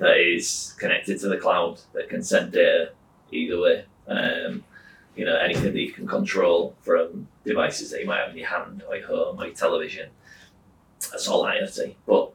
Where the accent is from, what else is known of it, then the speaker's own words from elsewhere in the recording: Whitby, Yorkshire and the Humber, United Kingdom; moved away as an adult; now in Hull, United Kingdom; I grew up in Whitby. I came to Hull 2006 to go to university, studied physics. I graduated in 2009 and just stayed here after